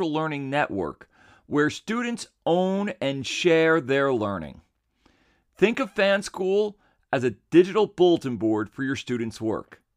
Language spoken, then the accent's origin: English; United States; I was raised in American culture